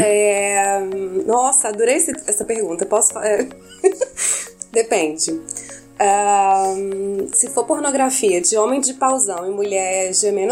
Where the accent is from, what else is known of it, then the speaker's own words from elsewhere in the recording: Minas Gerais, Brazil; como uma boa mineira é, de adolescência conservadora, da família tradicional mineira.